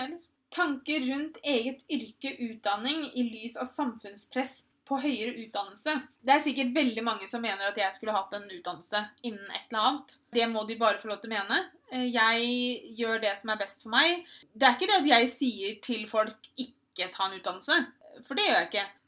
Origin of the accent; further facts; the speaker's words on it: Moss, Østfold, Norway; also born or lived in Tønsberg; I Moss hadde jeg Pia, jeg hadde mamma og pappa, jeg hadde alle vennene mine